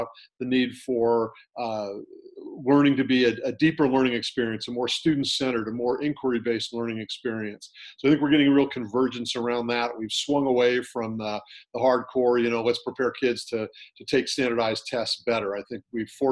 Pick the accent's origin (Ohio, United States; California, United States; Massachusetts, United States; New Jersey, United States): California, United States; I was a public school kid growing up in California